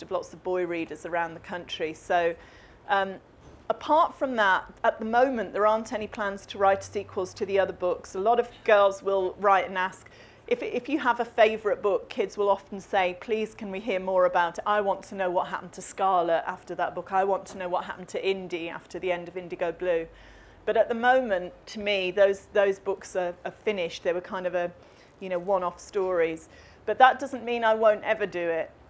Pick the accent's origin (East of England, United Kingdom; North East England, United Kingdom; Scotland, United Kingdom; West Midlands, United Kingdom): West Midlands, United Kingdom; Coventry; I grew up in the Midlands in Coventry